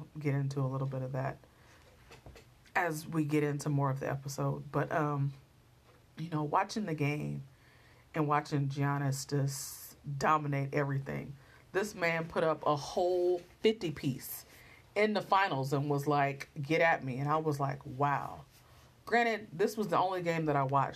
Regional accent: Oakland, California, United States; I'm from Oakland. Like I'm really from Oakland though. And I grew up an Oakland A's fan.

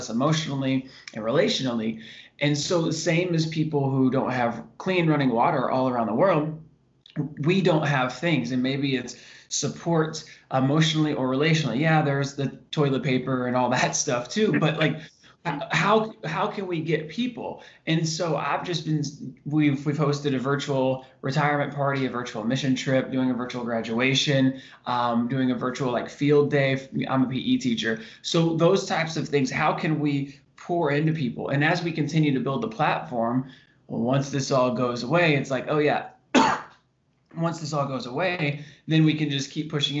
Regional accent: Indiana, United States; moved away as an adult; Growing up in Indiana

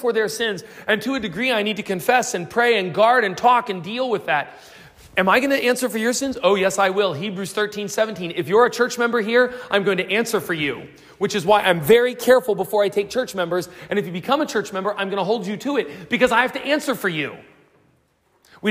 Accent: United States; now in South Africa

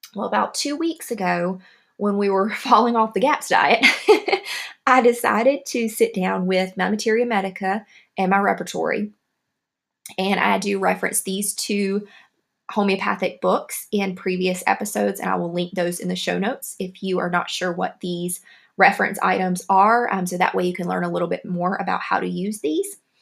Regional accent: the South, United States; accent: southern; my southern accent

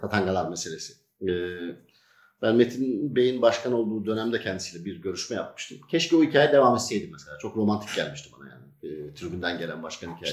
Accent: Sakarya, Turkey; also born or lived in Çaykara, Trabzon; now in Kocaeli, Turkey; Trabzon Çaykara doğumluyum. 76 rahmetli babam e, öğretmen olduğu için burada Kayrancık Köyü var. Merkeze bağlı. Oraya tayinimiz çıktı.

